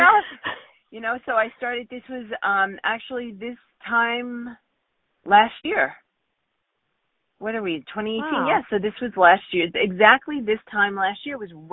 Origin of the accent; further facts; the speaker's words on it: New York, United States; I grew up in New York